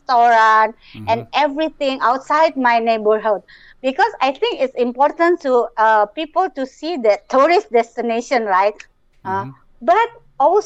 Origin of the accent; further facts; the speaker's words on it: Jakarta, Indonesia; I am from Jakarta, Indonesia